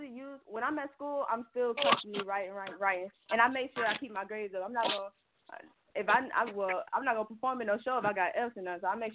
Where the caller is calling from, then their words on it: Atlanta, Georgia, United States; I'm calling from Atlanta.